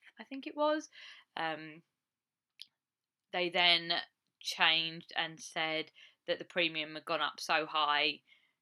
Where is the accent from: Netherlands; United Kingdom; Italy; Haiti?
United Kingdom; England; moved away as an adult; now in United States; I come from England, as I've said, and you can probably tell by my voice